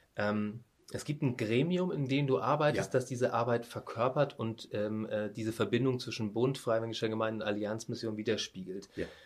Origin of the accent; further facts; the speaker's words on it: Northern Germany, Germany; für mich als Norddeutscher